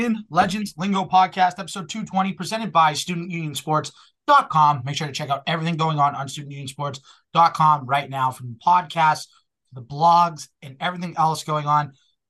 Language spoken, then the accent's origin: English; Boston, Massachusetts, United States; accent: Boston; my Boston accent came out there